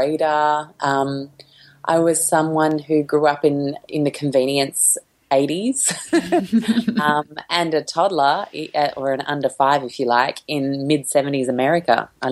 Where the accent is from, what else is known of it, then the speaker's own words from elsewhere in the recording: Sydney, New South Wales, Australia; I grew up in Sydney